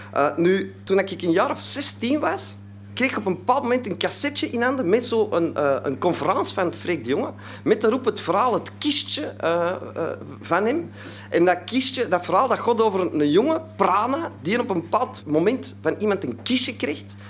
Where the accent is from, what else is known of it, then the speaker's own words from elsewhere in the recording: Antwerp, Flanders, Belgium; ik kom uit Antwerpen, hè, dat zult u al horen, dus uit België